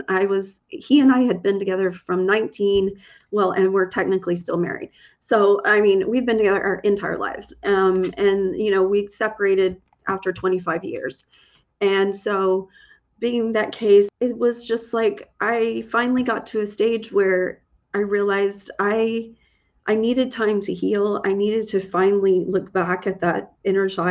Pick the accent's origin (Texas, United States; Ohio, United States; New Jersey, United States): Texas, United States; I'm from Texas.